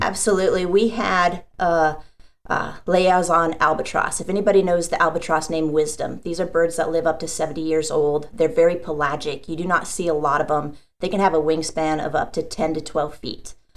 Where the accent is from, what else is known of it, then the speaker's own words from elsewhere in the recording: South Dakota, United States; now in San Diego, United States; I actually grew up in the Midwest in South Dakota